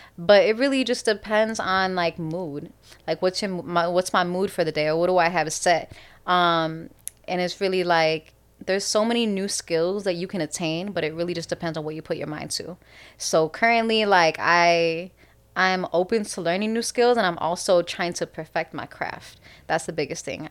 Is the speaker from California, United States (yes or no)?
no; Chicago, Illinois, United States; we're from Chicago